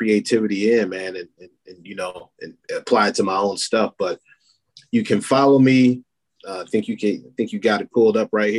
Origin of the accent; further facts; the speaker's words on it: Battle Creek, Michigan, United States; also born or lived in Talladega, Alabama; I'm actually from Talladega, Alabama, but I moved from Talladega when I was like 6 months old. And I've been in Battle Creek ever since